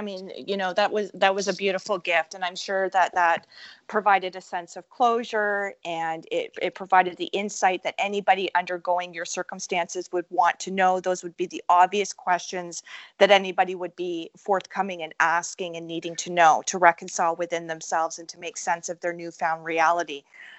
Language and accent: English; Scotland, United Kingdom; I'm Scottish too.